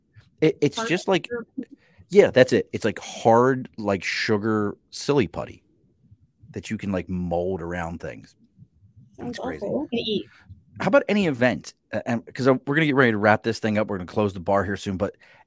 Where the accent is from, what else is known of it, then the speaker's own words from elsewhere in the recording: Baltimore, Maryland, United States; accent: Baltimore accent; growing up in Baltimore, like I talk to people, I'm like, yeah, I'm from Baltimore.